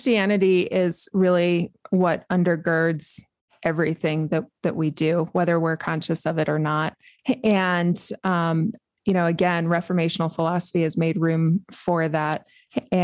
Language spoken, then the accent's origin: English; New Mexico, United States; I was born and raised in New Mexico